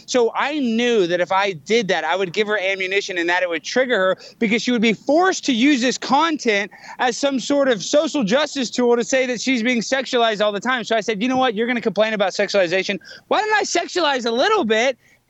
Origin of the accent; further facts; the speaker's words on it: Texas, United States; I'm from Texas